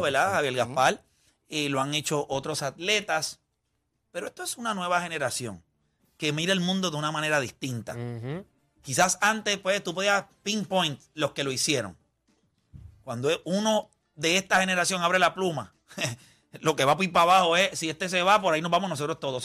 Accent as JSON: {"language": "Spanish", "town": "Las Piedras", "country": "Puerto Rico", "tie": "born or raised there", "said": "Yo puedo sentirme súper orgulloso de donde yo nací. Yo nací en Las Piedras. Yo tengo un montón de amistades en Las Piedras"}